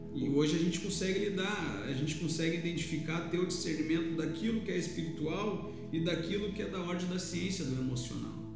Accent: Pelotas, Rio Grande do Sul, Brazil; eu sou natural de Pelotas, Rio Grande do Sul

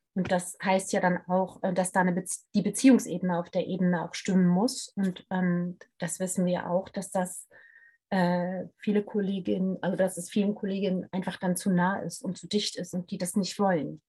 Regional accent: Hanover, Lower Saxony, Germany; ich bin in Hannover zur Schule gegangen

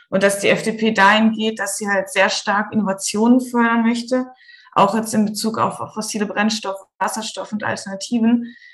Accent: Central Germany, Germany; Ich komme tatsächlich aus der Mitte von Deutschland.

